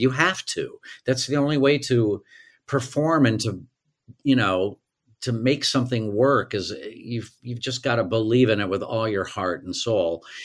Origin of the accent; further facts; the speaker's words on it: Tulsa, Oklahoma, United States; also born or lived in New York; now in Los Angeles, United States; I grew up in Tulsa, Oklahoma